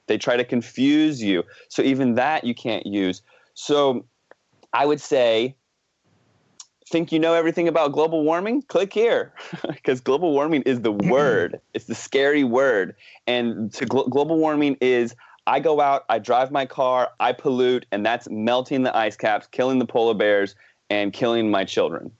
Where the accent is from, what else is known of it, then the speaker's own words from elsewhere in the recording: United States; now in Vancouver, Canada; I grew up in the Washington, D.C. suburbs in the East Coast of the States.